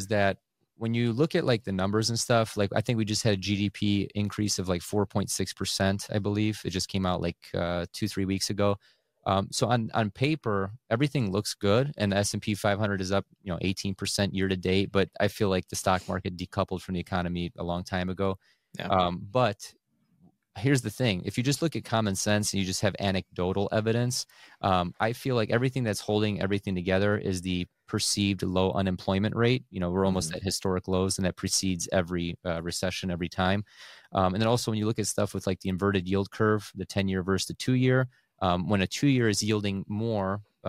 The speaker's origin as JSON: {"language": "English", "country": "United States", "tie": "born there", "said": "You know, I was born in the States, but we have two properties over there. You know, my grandparents moved back 20 years ago."}